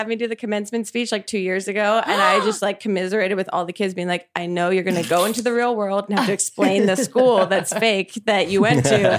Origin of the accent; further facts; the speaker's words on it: southern New Jersey, United States; … and I are also from southern New Jersey, which is also not Philadelphia and not Cherry Hill